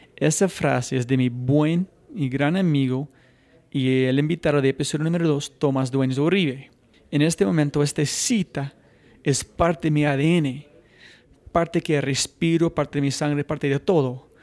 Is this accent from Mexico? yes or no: no; United States; yo mismo como gringo